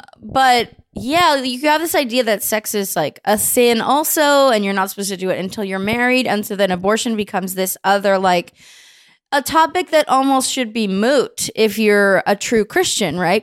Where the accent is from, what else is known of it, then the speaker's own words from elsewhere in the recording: Bay Area, California, United States; I was Baptist, but it's interesting 'cause I grew up in the Bay Area.